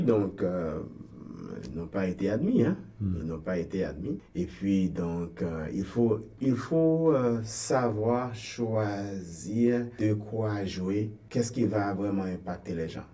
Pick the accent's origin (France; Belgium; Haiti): Haiti; Gonaïves, Artibonite; moved away as an adult; also born or lived in Port-au-Prince, Haiti; now in Toronto, Canada; Ogonaïve, bon, en fait, c'est ma ville natale